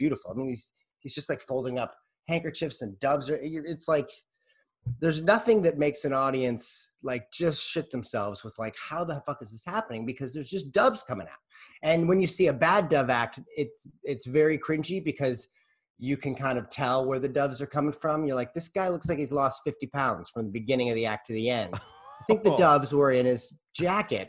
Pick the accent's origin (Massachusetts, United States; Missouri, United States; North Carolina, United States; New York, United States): Missouri, United States; St. Louis; growing up in St. Louis, there's kind of like a full-on magic community